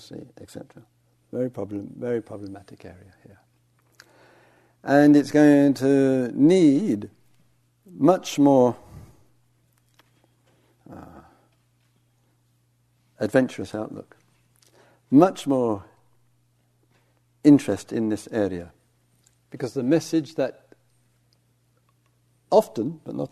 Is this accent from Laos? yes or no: no; England, United Kingdom; I'm English